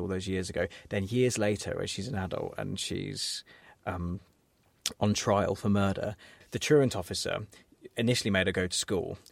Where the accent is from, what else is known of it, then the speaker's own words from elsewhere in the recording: England, United Kingdom; as English people